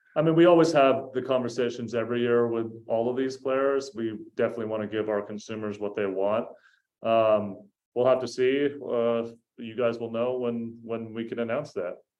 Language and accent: English; the Bay Area, California, United States; I'm from the Bay